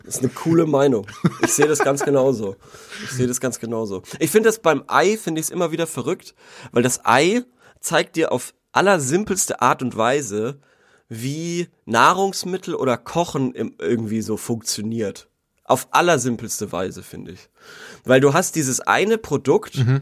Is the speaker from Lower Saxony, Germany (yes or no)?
no; Würzburg, Bavaria, Germany; als Würzburger